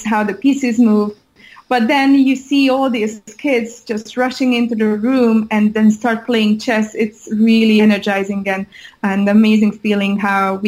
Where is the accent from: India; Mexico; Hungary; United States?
Hungary; moved away; I'm originally from Hungary. So every year I go back to Hungary